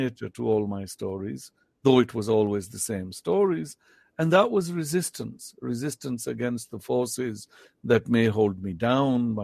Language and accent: English; United Kingdom; first language Potohari; English is a second language; growing up in Britain